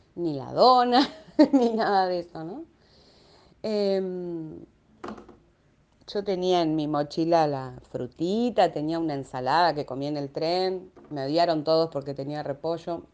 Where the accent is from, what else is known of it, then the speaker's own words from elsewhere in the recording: Quilmes, Buenos Aires Province, Argentina; acá en Quilmes, de donde soy